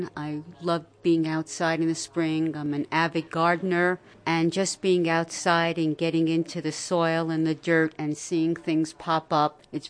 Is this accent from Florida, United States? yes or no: no; Catskills, New York, United States; We moved up here when I was 18 months old, so I'm a native.